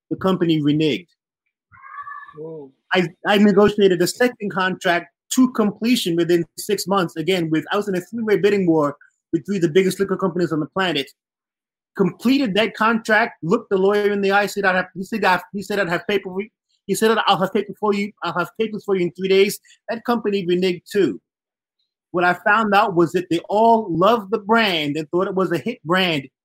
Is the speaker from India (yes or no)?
no; Barbados; I'm from Barbados.